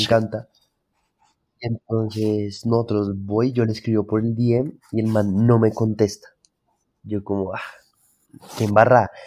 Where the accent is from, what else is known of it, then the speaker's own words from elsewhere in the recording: Bogotá, Colombia; yo nací en Bogotá, soy, de acá de Bogotá